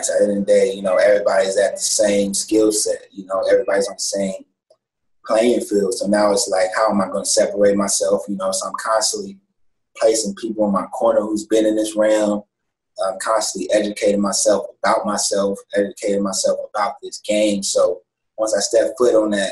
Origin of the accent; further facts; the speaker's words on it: Pasadena, California, United States; growing up where I grew up in Pasadena, California